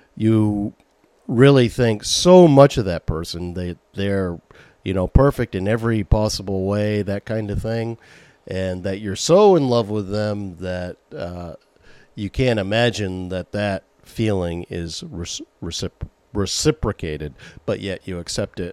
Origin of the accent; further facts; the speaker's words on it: Maine, United States; accent: Maine; As I get older, the more my main accent comes out